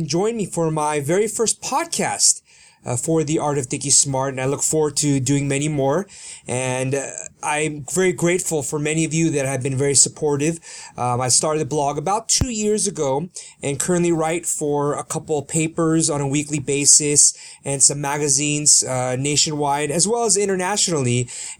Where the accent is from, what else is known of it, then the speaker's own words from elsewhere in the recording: Sacramento, California, United States; first language Korean; English is a second language; I was born in Sacramento, California